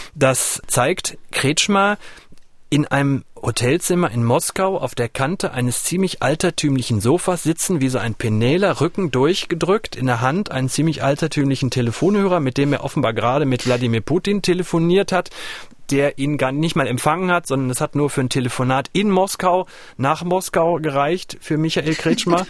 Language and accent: German; North Rhine-Westphalia, Germany; der Schulerfahrung, die ich in Nordrhein-Westfalen gemacht habe